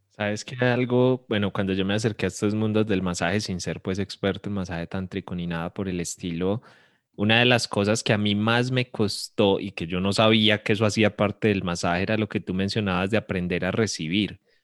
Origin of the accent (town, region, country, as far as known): Colombia